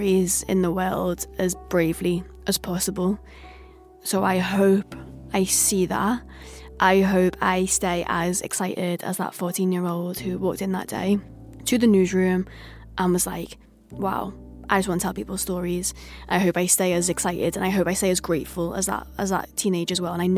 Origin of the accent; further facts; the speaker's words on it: Liverpool, North West England, United Kingdom; I'm a Scouser.